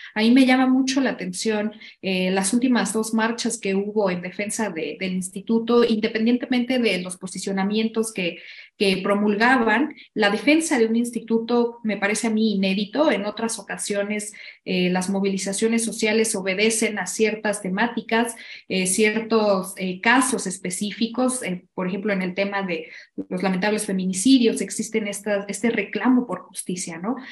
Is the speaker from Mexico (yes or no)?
yes; Mexico; hemos generado como sociedad mexicana